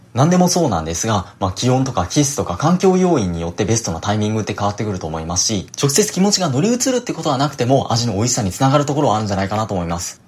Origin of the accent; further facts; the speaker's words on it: Kansai, Japan; 自分も関西の出身なんですが、関西では回転焼きって言うんですよ。